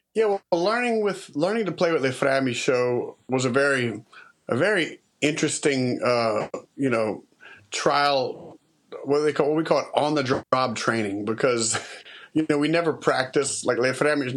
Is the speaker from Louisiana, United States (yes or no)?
yes; Lafayette, Louisiana, United States; I was raised in Lafayette, uh, kind of in Broussard, part of Lafayette